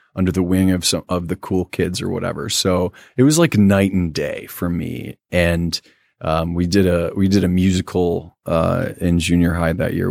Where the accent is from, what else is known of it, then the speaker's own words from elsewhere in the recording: Quincy, Michigan, United States; also born or lived in Warren, Michigan / Roseville, Michigan; We moved to Quincy, Michigan, which is a small town that's pretty close to Indiana